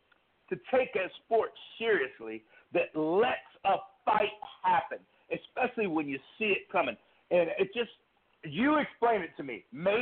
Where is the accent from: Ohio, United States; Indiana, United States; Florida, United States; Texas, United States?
Ohio, United States; now in Mississippi, United States; Well, I'm actually phoning from Mississippi, but I've lived all over the country. Originally, I'm from Ohio